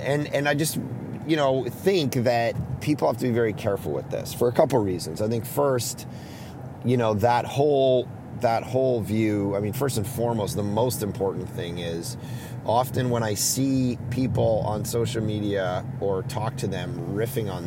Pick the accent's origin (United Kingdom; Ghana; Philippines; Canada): Canada; as a Canadian